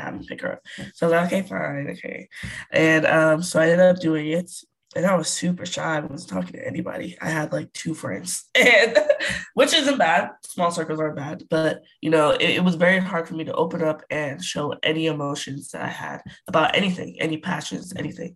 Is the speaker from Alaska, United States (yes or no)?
no; Bay Area, East Bay, California, United States; I am from the Bay Area, East Bay specifically